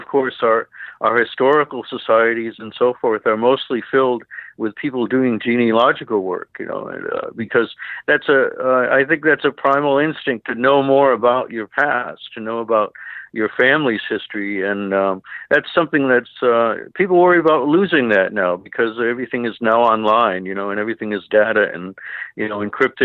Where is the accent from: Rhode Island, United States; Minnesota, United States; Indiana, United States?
Rhode Island, United States; I grew up here in Rhode Island, where I live now